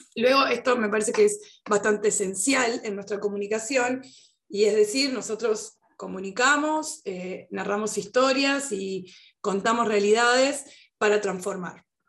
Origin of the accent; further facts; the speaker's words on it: Uruguay; yo estoy en Uruguay y soy uruguaya específicamente